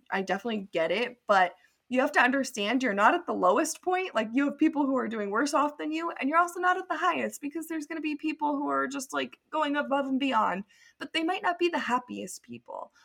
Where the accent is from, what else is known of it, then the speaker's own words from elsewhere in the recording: near Santa Cruz, California, United States; moved away as an adult; also born or lived in Idaho; I'm actually, like, from nearby Santa Cruz